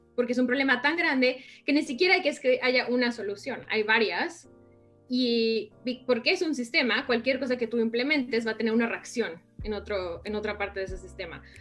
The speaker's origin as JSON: {"language": "Spanish", "country": "Mexico", "also_born_or_lived": "New York, United States", "moved": "as an adult", "lives_now": "United States", "said": "estaba yo en México estudiando diseño gráfico"}